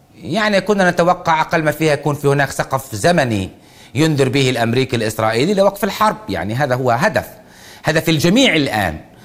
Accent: Palestinians in the Gaza Strip, Palestine; كفلسطينيين في قطاع غزة

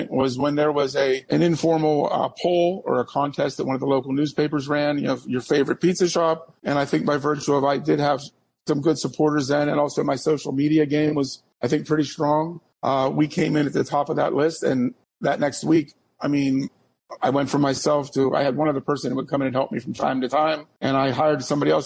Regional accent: Pittsburgh, Pennsylvania, United States; moved away as an adult; now in Erie, United States; a shop I grew up with back in Pittsburgh

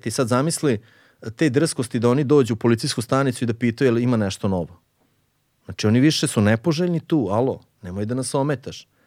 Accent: Mišićevo, Vojvodina, Serbia; ja sam rođen u Mišićevu, to je jedno selo u, tamo najmanje selo u opštini Subotici.

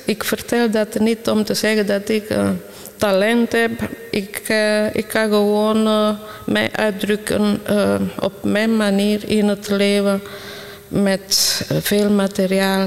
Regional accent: Italy; moved away; ik kom van Italië. Dus ik ben al eh, vroeg begonnen met schilderen. Ik was klein. En ik was, ik was in Italië elke dag geconfronteerd met schoonheid

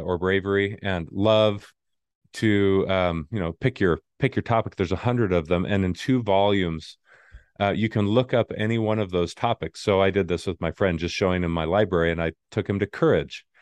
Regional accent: Arizona, United States; moved away; I grew up in Arizona, didn't have a military family

